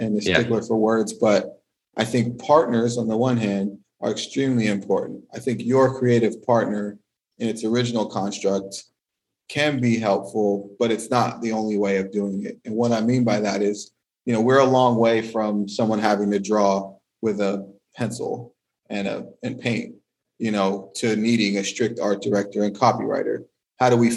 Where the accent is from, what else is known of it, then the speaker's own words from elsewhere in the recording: California, United States; moved away as an adult; now in France; growing up in California